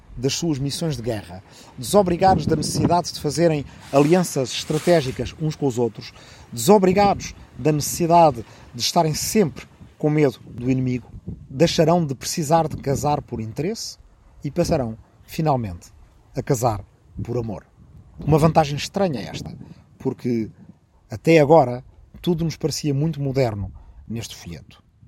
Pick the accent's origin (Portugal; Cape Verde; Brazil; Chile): Portugal; Arrifano, Ribatejo; minha aldeia de Arrifano, no Ribatejo